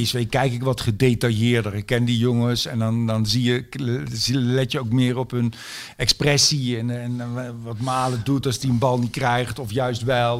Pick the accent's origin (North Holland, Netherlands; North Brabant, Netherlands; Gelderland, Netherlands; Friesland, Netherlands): North Brabant, Netherlands; Zijtaart; also born or lived in Oegstgeest, South Holland; Ik ben geboren in Oesgeest in Zuid-Holland. Oh, ja. En toen kwam ik, toen ik ja, eh, op de lagere school, eerste klas lagere school, nee, tweede klas lagere school, zo, toen kwam ik in Zijtaart, klein dorpje